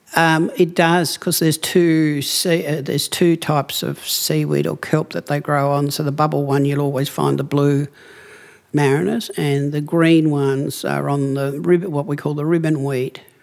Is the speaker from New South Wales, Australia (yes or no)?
no; Cape Barren Island, Tasmania, Australia; I come from Cape Barren Island